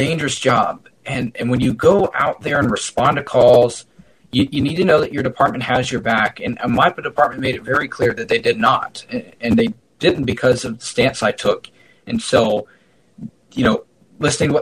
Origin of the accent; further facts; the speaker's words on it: United States; as an American